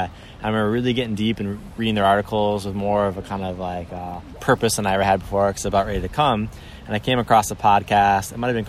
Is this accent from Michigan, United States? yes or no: yes; Michigan, United States; for that to get over to me in Michigan was in like early 2000s.